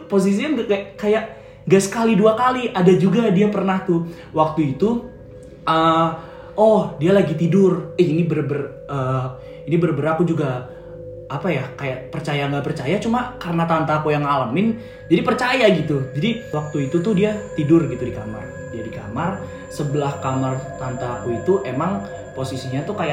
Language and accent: Indonesian; Bogor, West Java, Indonesia; sebenarnya nggak di nggak di Jawa sini sih di tempat daerah asal aku di Bogor gitu.